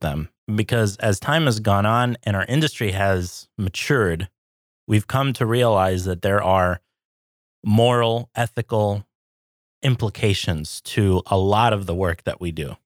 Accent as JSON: {"language": "English", "region": "California", "country": "United States", "tie": "born or raised there", "moved": "as an adult", "lives_now": "Minnesota, United States", "said": "I grew up in California"}